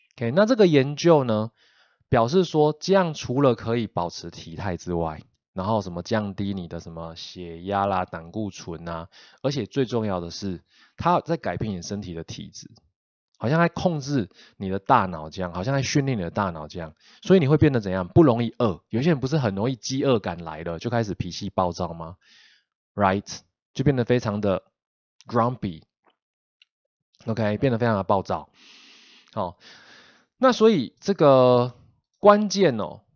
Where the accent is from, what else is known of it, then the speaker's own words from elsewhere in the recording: Taiwan; 我们台湾人